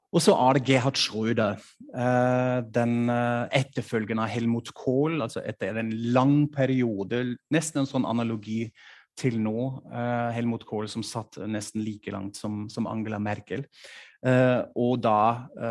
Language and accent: Norwegian; Norway; now in Germany; hjemlandet mitt